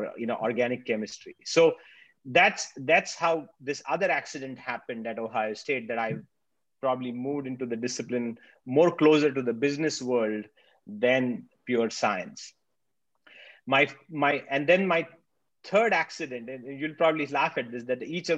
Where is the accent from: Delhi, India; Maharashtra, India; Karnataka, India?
Maharashtra, India; Nashik; moved away as an adult; now in Australia; I'm a pharmacist by training from India. I grew up in Nasik